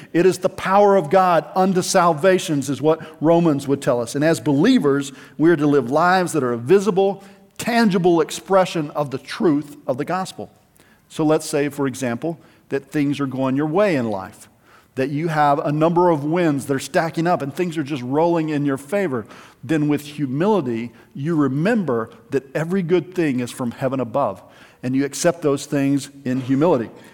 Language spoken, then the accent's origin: English; United States